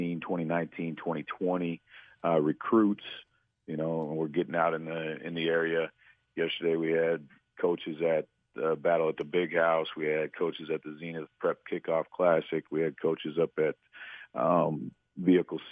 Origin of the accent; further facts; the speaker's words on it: Flushing, Michigan, United States; also born or lived in Missouri; I grew up in Flushing, just outside of Flint.